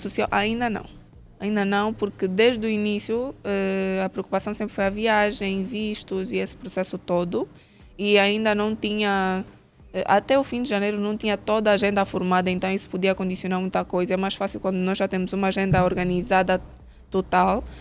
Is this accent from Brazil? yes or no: no; Angola; como angolana em si